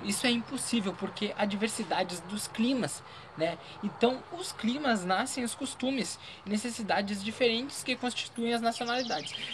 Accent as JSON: {"language": "Portuguese", "area": "Pampas Gaúcho", "region": "Rio Grande do Sul", "country": "Brazil", "moved": "yes", "said": "Nos Pampas Gaúcho, lá de onde eu vim, frio, frio"}